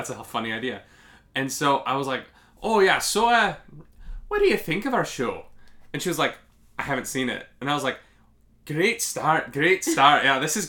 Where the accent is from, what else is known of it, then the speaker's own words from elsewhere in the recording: Canada; We watch American television in Canada.